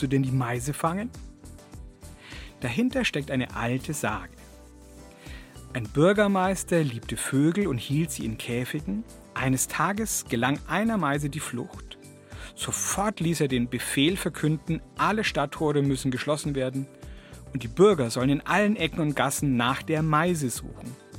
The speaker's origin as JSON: {"language": "German", "town": "Kempten", "region": "Bavaria", "country": "Germany", "said": "bei uns in Kempten"}